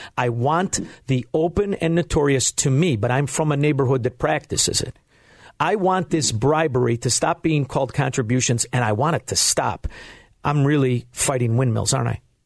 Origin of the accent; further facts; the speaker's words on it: Chicago, Illinois, United States; I'm from Chicago